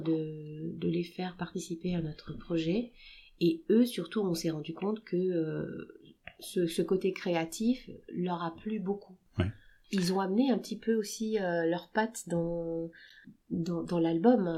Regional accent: Le Mans, Pays de la Loire, France; on est du Mans

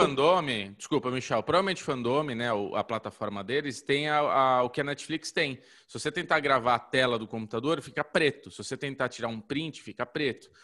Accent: Brazil

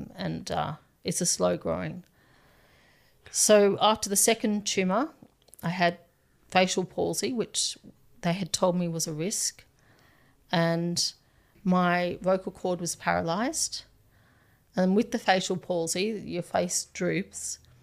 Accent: Townsville, Queensland, Australia; now in Nepal; I'm from Magnetic Island, which is an island off the coast of Townsville.

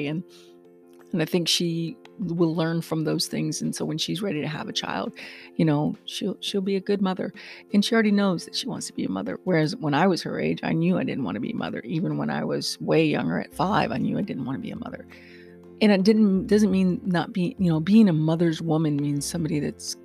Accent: Texas, United States; I am a Texan

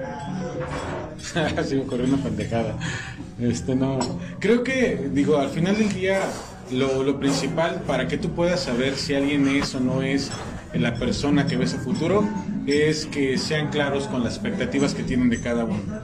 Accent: Mexico City, Mexico; yo soy de la Ciudad de México

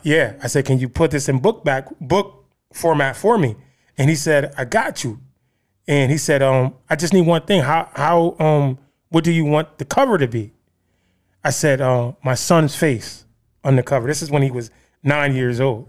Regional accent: Bridgeport, Connecticut, United States; I grew up in Trumbull Gardens, the Terrace. uh, one of the, um, high crime, uh, places in Bridgeport.

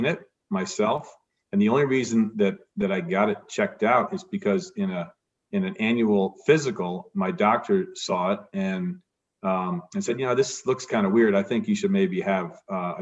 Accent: Providence, Rhode Island, United States; I grew up in Providence, Rhode Island

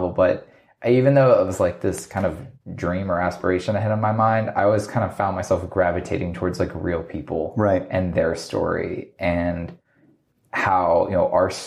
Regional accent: Virginia, United States; also born or lived in Alaska, United States; I grew up in {S1} Virginia. Uh, my dad was military when I was younger, so I was I was born in Alaska which is like my crazy fact.

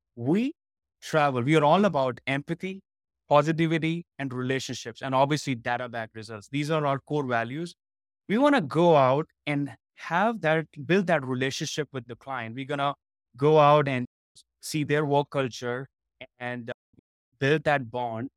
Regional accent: India; moved away; So I born and raised in India, and I was into IT for almost a decade

